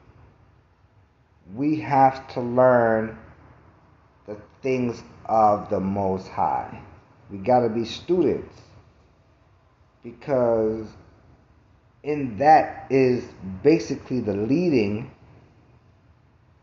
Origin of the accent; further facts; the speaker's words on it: New York City, New York, United States; I'm from Brooklyn